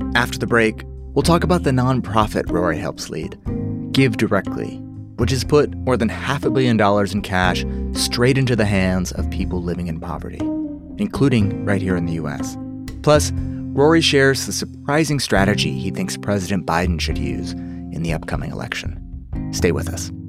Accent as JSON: {"language": "English", "country": "United States", "said": "as an American"}